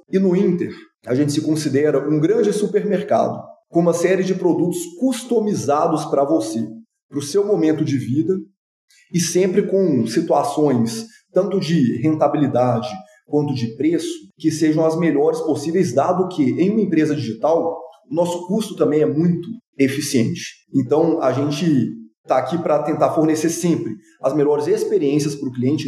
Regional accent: Belo Horizonte, Minas Gerais, Brazil; sou nascido e criado em Belo Horizonte

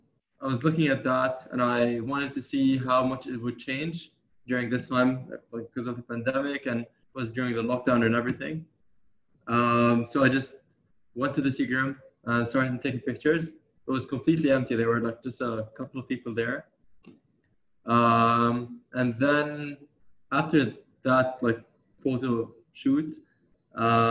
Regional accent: Amman, Amman Governorate, Jordan; moved away as an adult; also born or lived in London, United Kingdom; now in New York, United States; I grew up in Amman, Jordan.

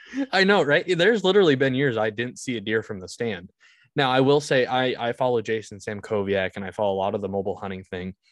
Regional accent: Vermont, United States; I was born in Vermont.

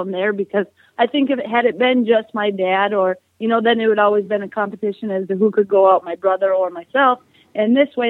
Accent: Minnesota, United States; born or raised there

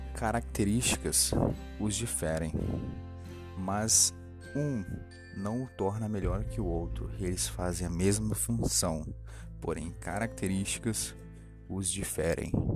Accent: Cachoeiro de Itapemirim, Espírito Santo, Brazil; Eu sou da cidade de Cachoeira de Tucumirim Espírito Santo

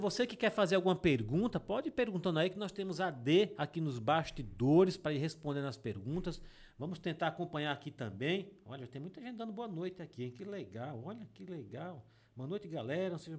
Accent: Água Branca, Alagoas, Brazil; also born or lived in Delmiro Gouveia; eu mesmo sou de Água Branca, né? Eu sou da Serra de Água Branca

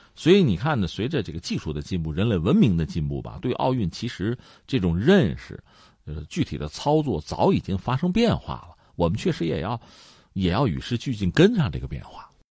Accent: China; 我们中国人传统的心态

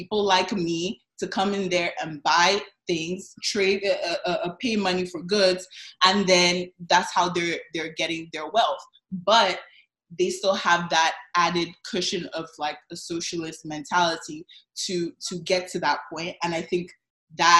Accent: Nigeria; I'm Nigerian, so I know I'm surrounded by Ghanaians today, but I'm Nigerian, so I can speak on my people.

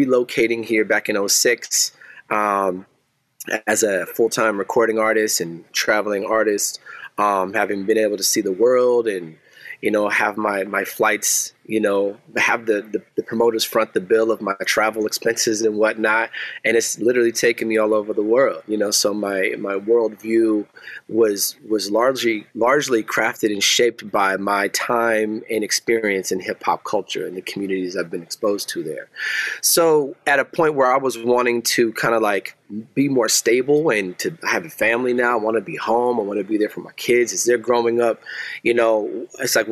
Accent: Seattle, Washington, United States; moved away as an adult; also born or lived in Portland, Oregon; now in Lansing, United States; I'm from Seattle, Washington. I relocated to Lansing, a transplant by marriage

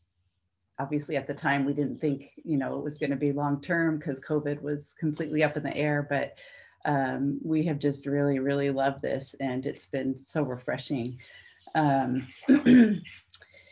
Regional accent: Monterey, California, United States; I grew up in Monterey

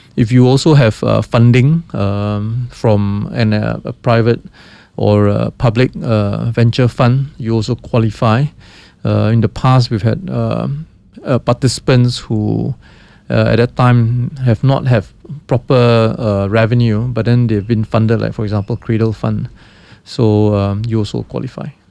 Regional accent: Malaysia

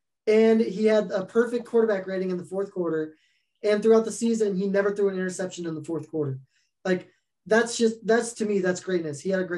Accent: United States; We're from the Quad Cities. Quad Cities, that'd be Davenport, Bettendorf, Moline, and Rock Island in Illinois and Iowa.

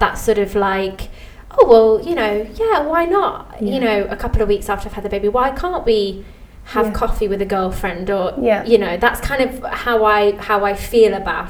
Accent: England, United Kingdom; Now, being English

